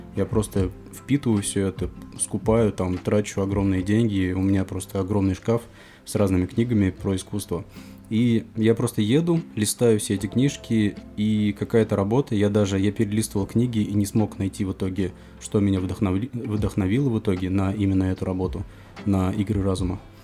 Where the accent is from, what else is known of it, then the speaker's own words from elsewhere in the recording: Kamskiye Polyany, Tatarstan, Russia; moved away as an adult; now in Kazan, Russia; Нижнекамский район, поселок Камские Поляны, откуда я родом